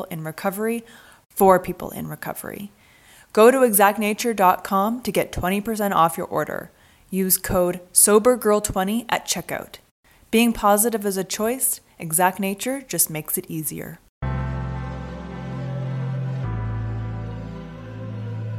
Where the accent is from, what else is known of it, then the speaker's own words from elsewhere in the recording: Vancouver, British Columbia, Canada; moved away as an adult; also born or lived in Los Angeles, United States; I grew up in Vancouver, but I spent most of my young adult life living in LA.